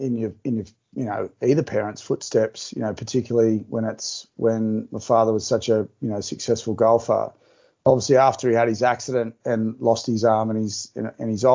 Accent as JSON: {"language": "English", "town": "Newcastle", "region": "New South Wales", "country": "Australia", "tie": "born or raised there", "said": "plugging back into the Newcastle community, going to school"}